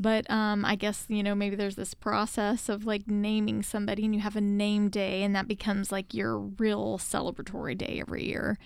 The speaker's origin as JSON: {"language": "English", "country": "United States"}